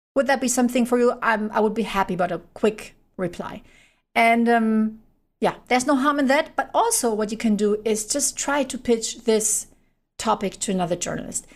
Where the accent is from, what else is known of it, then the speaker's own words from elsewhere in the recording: Germany; I'm from Germany